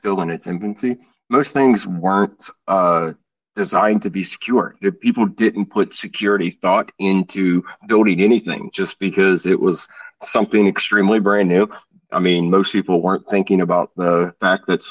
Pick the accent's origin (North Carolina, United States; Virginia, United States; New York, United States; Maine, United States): Virginia, United States; I'm from Virginia